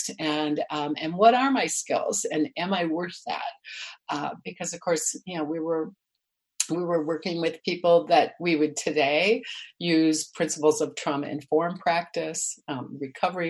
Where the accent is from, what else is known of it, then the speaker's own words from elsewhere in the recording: Illinois, United States; moved away as an adult; also born or lived in Milwaukee, Wisconsin; I grew up in Illinois, but I was married to this guy in Milwaukee, so that was my market